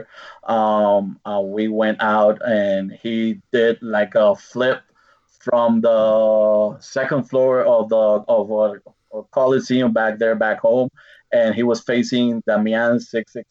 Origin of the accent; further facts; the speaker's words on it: Puerto Rico; moved away as an adult; now in Colorado, United States; we're Puerto Ricans